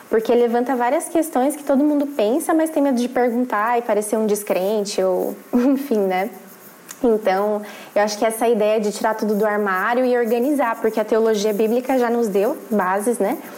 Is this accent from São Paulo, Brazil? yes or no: yes; São Paulo, Brazil; moved away as an adult; now in Porto, Portugal; atualmente eu moro em São, em São Paulo, não, vim de São Paulo, mas atualmente eu moro na cidade do Porto, aqui em Portugal. Me mudei no ano passado para cá.